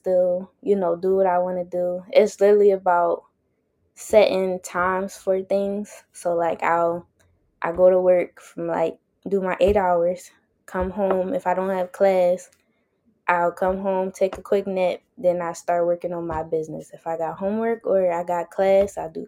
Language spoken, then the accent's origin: English; Philadelphia, Pennsylvania, United States; I'm from Philly, born and raised